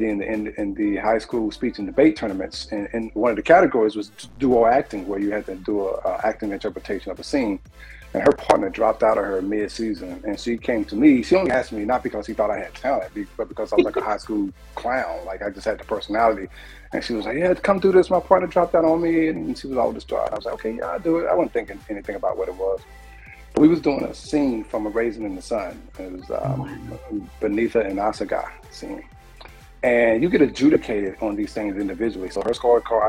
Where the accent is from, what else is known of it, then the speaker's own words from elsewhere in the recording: Anderson, South Carolina, United States; moved away as an adult; also born or lived in Pittsburgh, Pennsylvania / Chicago, Illinois; I'm from Anderson, South Carolina. And, you know, this is also the hometown of late, great Chadwick Boseman